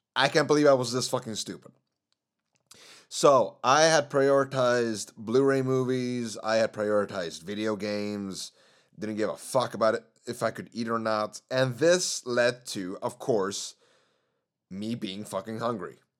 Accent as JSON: {"language": "English", "country": "Sweden", "said": "Sweden is my home country. But my parents are from Chile, meaning I have some background from that country."}